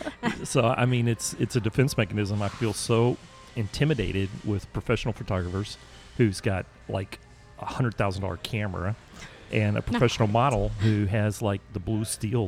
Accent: Oklahoma, United States; I'm from Oklahoma.

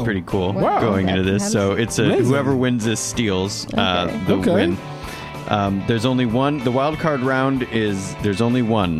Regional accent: Northern Michigan, United States; Growing up in Michigan, Northern Michigan, mostly knew white people.

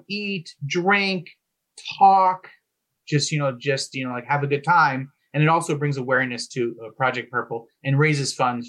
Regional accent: New Jersey, United States; You know, my parents, you know, they grew up in New York. I grew up in New Jersey. That's where they raised the family.

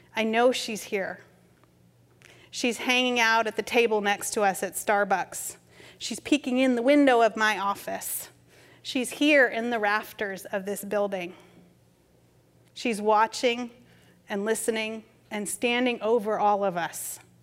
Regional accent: New England, United States; moved away as an adult; also born or lived in Massachusetts / California; growing up in New England

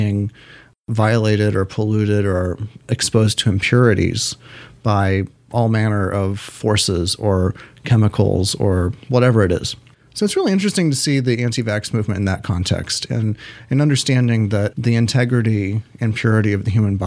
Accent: United States; growing up in the United States

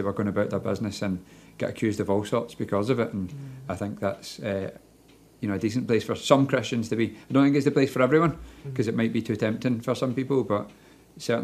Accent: Glasgow, Scotland, United Kingdom; I grew up in Glasgow

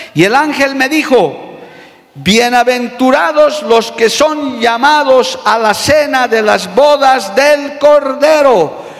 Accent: Bolivia; Nosotros por ahora somos ciudadanos bolivianos, vivimos en esta tierra

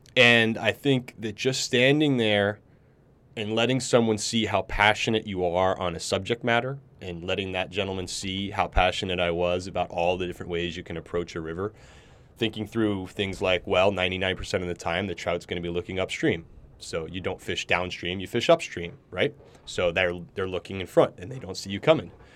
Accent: Ridgefield, Connecticut, United States; also born or lived in New York City; we moved out of New York City when I was about ten, and we moved up to the suburbs about an hour north in a small town in, called Ridgefield, Connecticut

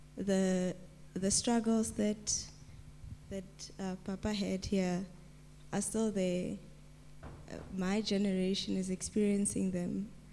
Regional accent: Mahikeng, North West, South Africa; And I'm from Mafeking. I was born in Mafeking.

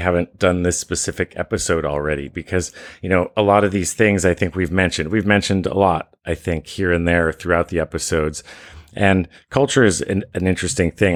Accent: Vermont, United States; moved away as an adult; also born or lived in Jersey Shore, New Jersey / Bangkok, Thailand; although I grew up in Vermont, I spent every summer at the Jersey Shore with my grandmother.

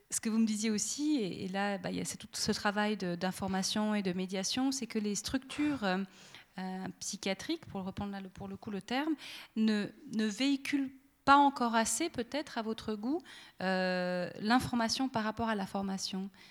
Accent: Monthey, Valais, Switzerland; dans toute mon enfance à Monté

